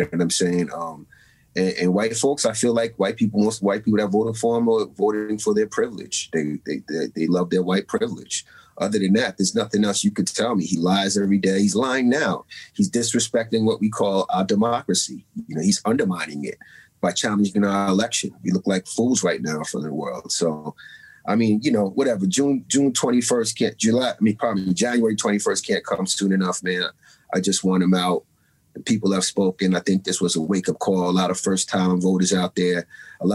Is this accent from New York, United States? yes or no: yes; New York City, New York, United States; moved away as an adult; also born or lived in Maryland; now in California, United States; I'm from Staten Island, New York, Shaolin, as y'all may call it. I went to Catholic school for 8 years, from first to the eighth grade